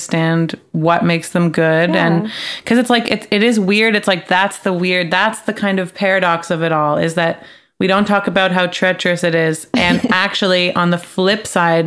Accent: Toronto, Ontario, Canada; I'm from Toronto

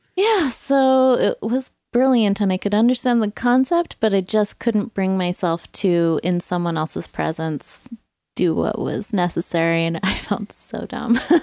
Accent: England, United Kingdom; growing up in England, that was like a food that was like, you know, felt like home and like reminds me of childhood

